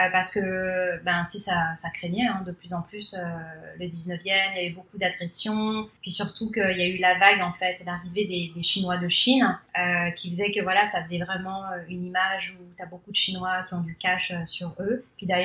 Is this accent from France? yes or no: yes; Paris, Île-de-France, France; first language Cantonese; French is a second language; moved away as an adult; also born or lived in Shanghai, China; now in Canada; je, suis née à Paris 20e. Ensuite, après, j'ai vécu en fait dans le 19e, puis après dans le 13e. Donc, je suis issue d'une famille cambodgienne chinoise.